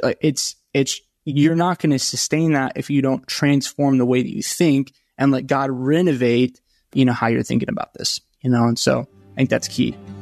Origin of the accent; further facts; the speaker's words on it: Franklin, Tennessee, United States; I grew up in Nashville, just south of Nashville and Franklin.